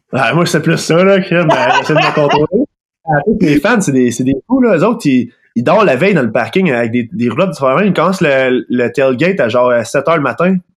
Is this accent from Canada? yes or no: yes; Sorel-Tracy, Quebec, Canada; pas natif, mais j'ai grandi à Sorel